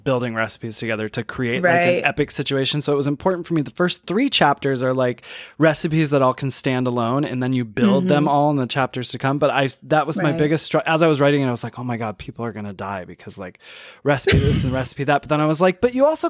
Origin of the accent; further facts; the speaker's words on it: Michigan, United States; I'm from Michigan, so like we grew up on it